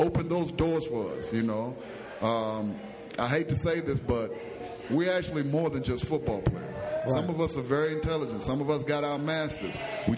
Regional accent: Alabama, United States; I come from Alabama, Hoover High. We played in front of 55,000 for every home game.

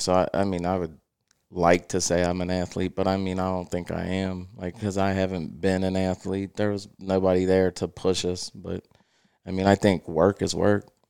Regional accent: Cincinnati, Ohio, United States; also born or lived in Felicity, Ohio; I was born in Price Hill, Ohio, which is, um, a subdivision in Cincinnati. We lived there until I was about six

